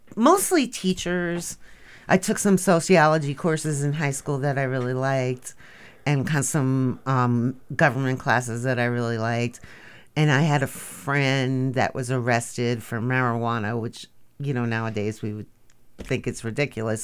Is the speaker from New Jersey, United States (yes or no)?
yes; Bergenfield, New Jersey, United States; moved away; I am from a blue-collar town called Bergenfield, New Jersey